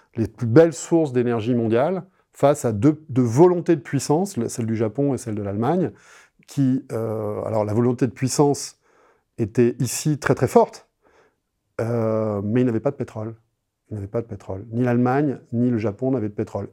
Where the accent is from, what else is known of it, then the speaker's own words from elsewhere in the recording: France; je suis français